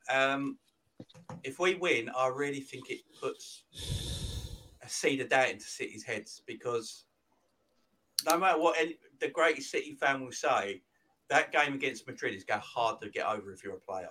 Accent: London, United Kingdom; I'm from London

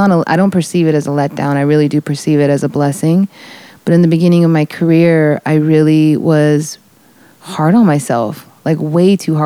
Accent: Florida, United States; growing up in Florida, I was surrounded by jungle and swampland and green

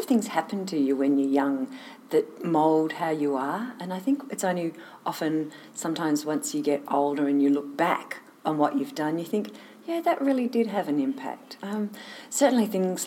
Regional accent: Sydney, New South Wales, Australia; I grew up in Sydney, actually, in down south of the city, and was there for

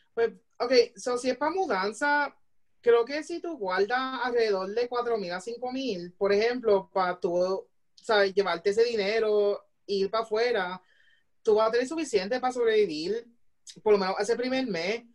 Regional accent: Puerto Rico; moved away as an adult; now in Illinois, United States; ser parte o sea, de la diáspora y de hacer una diferencia como puertorriqueño aquí en los Estados Unidos

